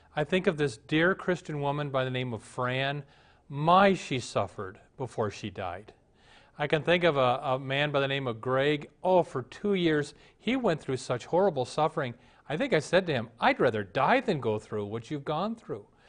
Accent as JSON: {"language": "English", "country": "United States"}